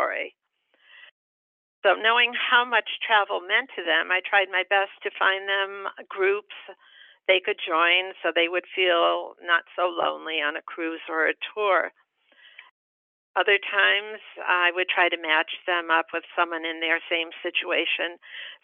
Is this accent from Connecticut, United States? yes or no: yes; Connecticut, United States; also born or lived in Vermont; now in Cocoa Beach, United States; I'm originally from Connecticut